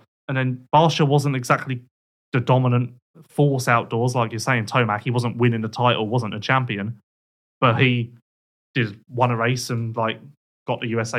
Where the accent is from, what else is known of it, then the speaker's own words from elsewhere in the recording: United Kingdom; We being Team GB, I guess I can say that because I'm British.